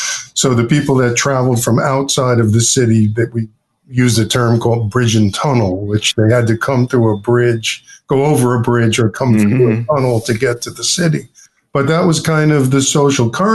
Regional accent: Long Beach, New York, United States; also born or lived in Queens, New York; I grew up in Long Beach, Long Island. I was born in Queens, and when I was one, my mom, Barbara, and my father, Jay, bought a house in Long Beach

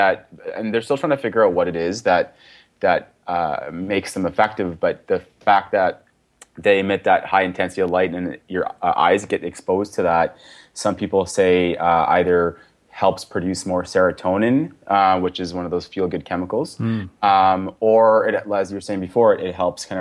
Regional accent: Victoria, British Columbia, Canada; also born or lived in Toronto; now in Edmonton, Canada; I grew up in Victoria.

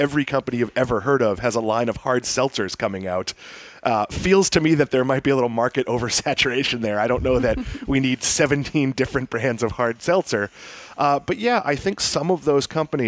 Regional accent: Swampscott, Massachusetts, United States; there are some places where I grew up in Swampscott, Massachusetts that I love

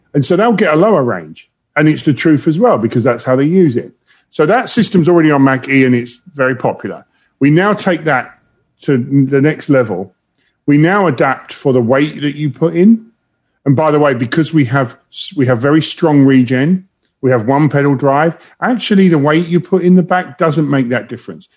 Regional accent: London, United Kingdom; moved away as an adult; now in Detroit, United States; I'm from London, um, originally

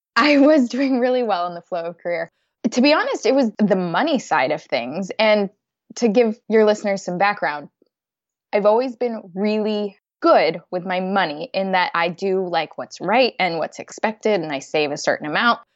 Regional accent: United States; moved away as an adult; now in London, United Kingdom; I'm an American expat living in London

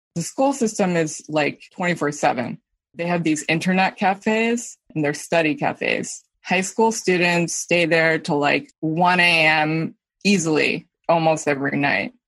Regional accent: New York, United States; Me and my brother grew up in the tri-state area

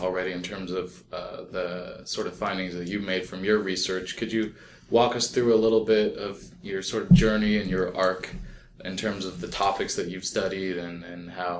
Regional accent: Orange County, California, United States; I'm from Orange County.

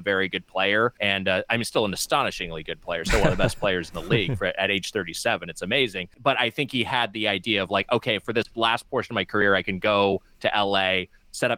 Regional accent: Los Angeles, California, United States; I've lived in LA County my entire life. So you know, born and raised in Southern California

